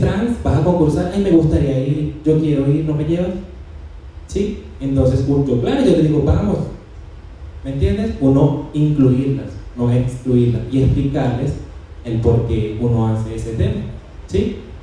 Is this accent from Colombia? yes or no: yes; Colombia; Regresé a Colombia, otra vez a mi tierra